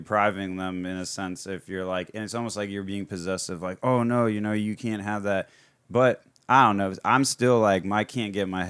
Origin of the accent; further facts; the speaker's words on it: Florida, United States; I grew up in Florida my whole life.